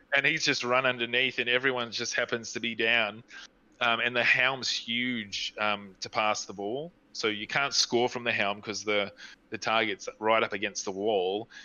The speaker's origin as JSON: {"language": "English", "country": "New Zealand", "moved": "yes", "lives_now": "Australia", "said": "I'm from New Zealand"}